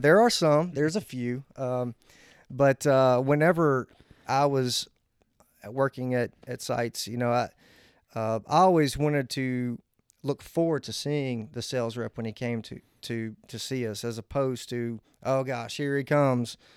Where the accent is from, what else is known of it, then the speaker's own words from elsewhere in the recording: Old Hickory, Tennessee, United States; I'm, I'm from Old Hickory, Tennessee. I actually grew up across the street from Old Hickory Country Club